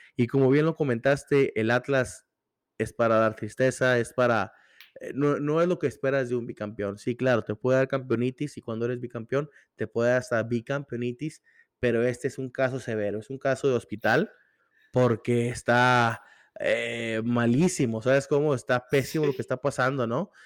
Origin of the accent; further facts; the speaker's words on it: Torreón, Coahuila, Mexico; moved away as an adult; now in Ciudad Juárez, Mexico; yo nací, yo me crié en Torreón, vengo acá por motivos de estudios